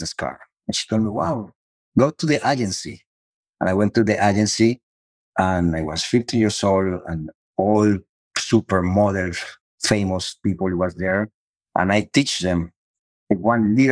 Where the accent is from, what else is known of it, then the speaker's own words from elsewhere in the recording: Cali, Valle del Cauca, Colombia; English is a second language; moved away as an adult; also born or lived in Miami; now in United States; I'm from Colombia and Latino